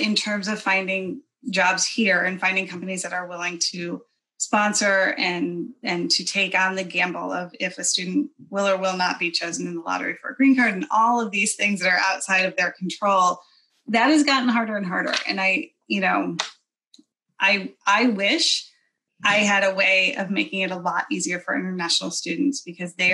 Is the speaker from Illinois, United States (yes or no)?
yes; Chicago, Illinois, United States; moved away as an adult; now in Atlanta, United States; I was born and raised in the Chicago area